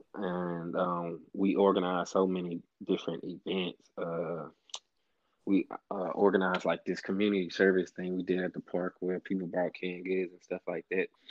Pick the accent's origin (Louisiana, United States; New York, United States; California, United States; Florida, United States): Louisiana, United States; Alexandria; moved away as an adult; now in Houston, United States; I was born and raised in Alexandria, Louisiana, which is in the middle of the state